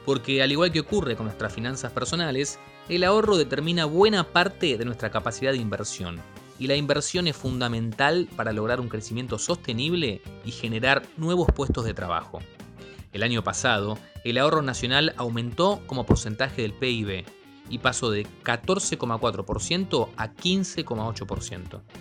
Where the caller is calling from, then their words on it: Iglesia, San Juan, Argentina; del Departamento de Iglesia en la provincia de San Juan.